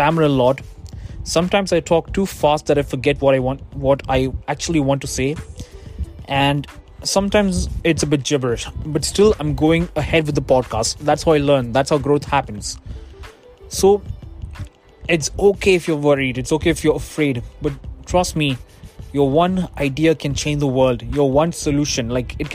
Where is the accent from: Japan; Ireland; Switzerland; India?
India; now in United States; I'm an Indian citizen myself. I am from India, but I don't live in India. I live in the US